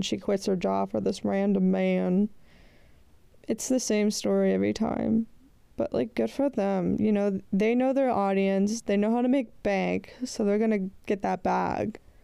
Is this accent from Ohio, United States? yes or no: yes; Cincinnati, Ohio, United States; I'm not leaving my hometown